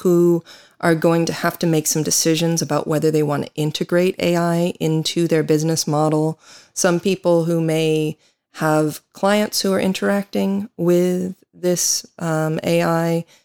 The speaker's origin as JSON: {"language": "English", "country": "United States", "moved": "yes", "said": "I am an American attorney"}